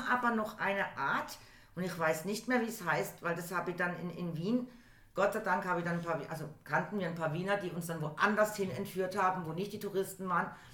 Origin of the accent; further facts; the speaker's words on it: Germany; ich bin aus Deutschland